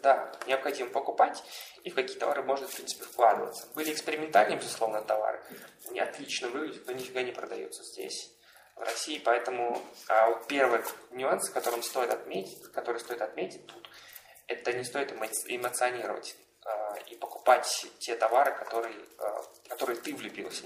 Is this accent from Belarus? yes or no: no; Tashkent, Uzbekistan; moved away as an adult; now in Moscow, Russia; Я из Ташкента приехал